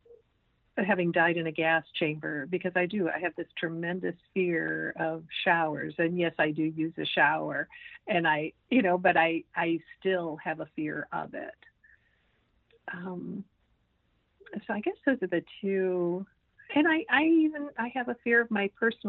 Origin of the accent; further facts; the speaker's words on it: Midwest, United States; growing up in the Midwest